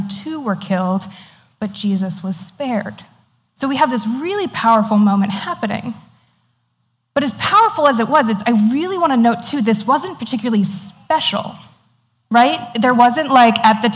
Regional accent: Maine, United States; my brother and I, growing up in Maine, went to a very tiny Christian school.

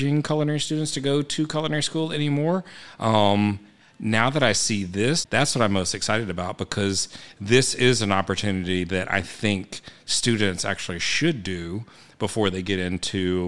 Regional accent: Texas, United States; moved away as an adult; also born or lived in Vermont / Florida / Colorado / California; now in Atlanta, United States; growing up in Texas, we always hunted and fished

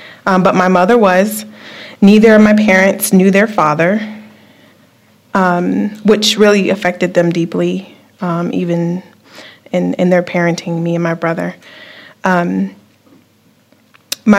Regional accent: Virginia Beach, Virginia, United States; moved away as an adult; now in Topeka, United States; I'm from Virginia Beach. I moved to Topeka about 2 years ago

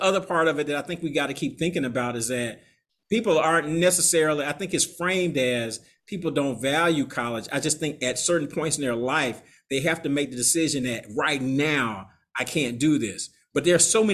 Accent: Atlanta, Georgia, United States; moved away as an adult; now in New Orleans, United States; I'm from Atlanta

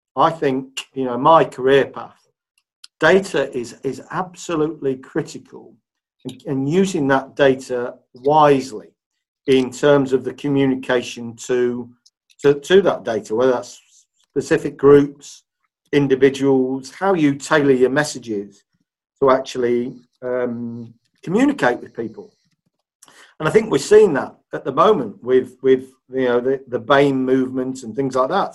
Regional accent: Leicester, East Midlands, United Kingdom; moved away; also born or lived in Huddersfield; I was born and bred in in Leicester. So this is my my hometown

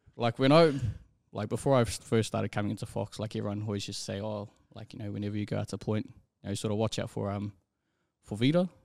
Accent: Auckland, New Zealand; born and raised out in, out in Rewa

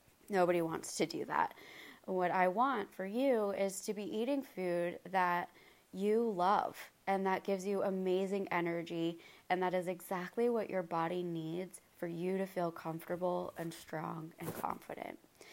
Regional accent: Maine, United States; now in North Carolina, United States; I am from Maine

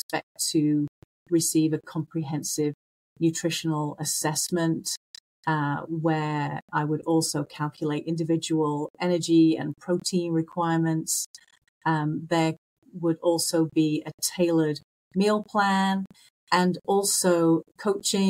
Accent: England, United Kingdom; moved away; I'm originally from England

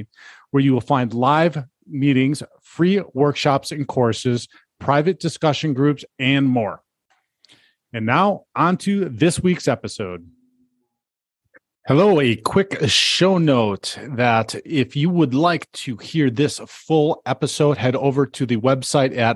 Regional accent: Denver, Colorado, United States; my hometown of Denver, Colorado

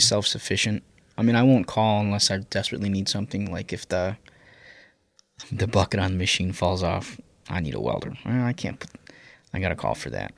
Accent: Chicago, Illinois, United States; growing up on the South Side

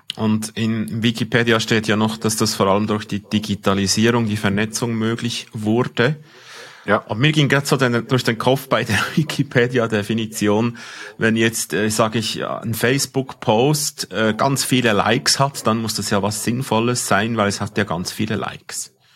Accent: Switzerland; accent: Swiss German; ich als Schweizer mein Dialekt, mein, mein, mein Deutsch versteht kein, kein ähm, Algorithmus

